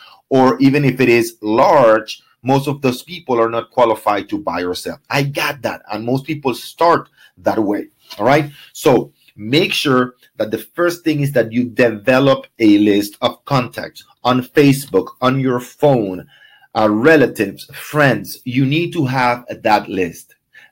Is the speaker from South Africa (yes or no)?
no; Ecuador; English is a second language; now in Miami, United States; I came from Ecuador, and all my friends are 20s and do not have any interest on buying. I do not know more than six people in Miami.